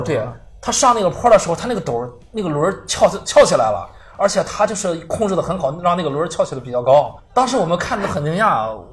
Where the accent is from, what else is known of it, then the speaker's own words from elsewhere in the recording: Qingdao, Shandong, China; 我是小时候一直在太平小八大关里边儿成长的